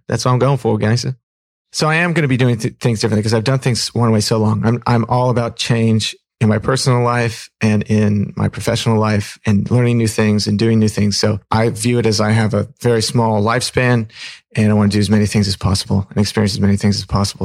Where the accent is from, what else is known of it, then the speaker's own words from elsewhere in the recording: Pacific Northwest, United States; also born or lived in Fremont, California; when I was three, we moved up to the Pacific Northwest.